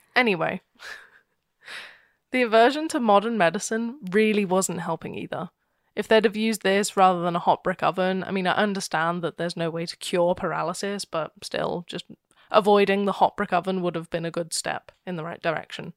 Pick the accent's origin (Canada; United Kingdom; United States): United Kingdom; I'm horribly British.